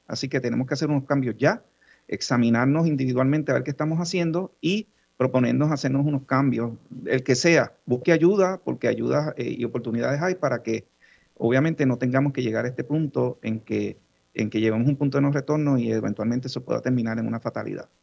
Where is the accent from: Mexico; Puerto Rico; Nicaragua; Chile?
Puerto Rico; Yabucoa; moved away; Yabucoa mi pueblo, yo soy de, mi papá es de allá, yo viví allá mucho tiempo